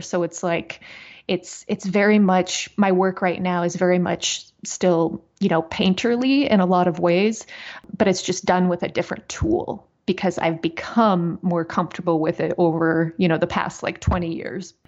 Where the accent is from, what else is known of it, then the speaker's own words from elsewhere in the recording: South Dakota, United States; moved away as an adult; also born or lived in West Plains, Missouri / Wyoming; now in Missouri, United States; I was born in West Plains, Missouri, but uh, we moved up to South Dakota when I was, I think, around one. And I was there until like my mid 20s